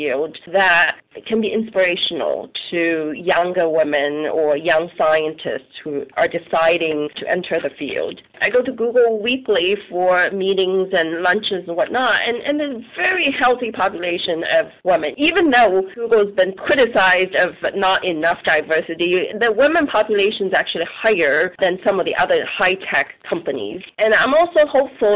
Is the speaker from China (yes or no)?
yes; China; moved away; I grew up in China